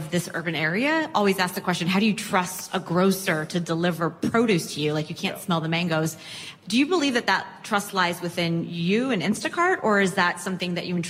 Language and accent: English; New York City, New York, United States; Because I'm a New Yorker.